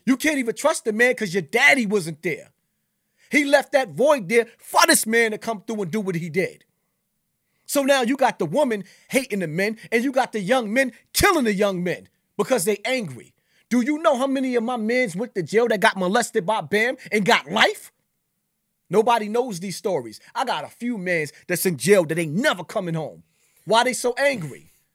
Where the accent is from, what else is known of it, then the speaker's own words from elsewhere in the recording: New York City, New York, United States; I'm from Bronx River